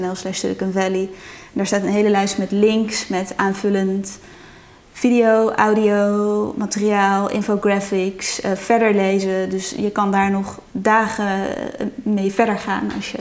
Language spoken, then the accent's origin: Dutch; Netherlands